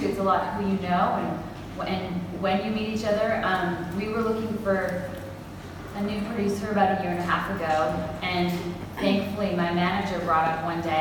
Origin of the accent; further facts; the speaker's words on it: Calgary, Alberta, Canada; moved away as an adult; now in Nashville, United States; Calgary, my hometown in Canada